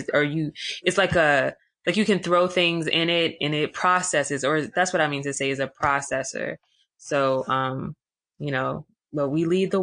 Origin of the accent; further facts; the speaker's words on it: Washington, District of Columbia, United States; also born or lived in Atlanta; I was born and raised in Washington, D.C.